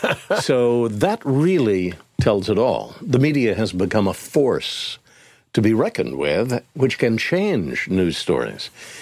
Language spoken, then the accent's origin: English; Independence, Kansas, United States; also born or lived in Florida; Well, my dad was in the Marines, so that's how I was born in Florida very early on. And he moved around, but he was from Kansas, so we wound up in Kansas, and there I was at Independence, Kansas, town of 10,000